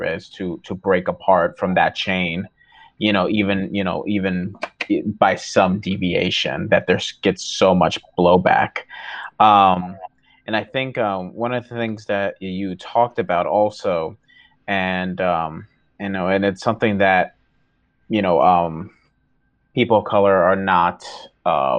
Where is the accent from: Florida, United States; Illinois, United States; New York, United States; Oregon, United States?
New York, United States; first language Portuguese; English is a second language; also born or lived in Brazil; I grew up in New York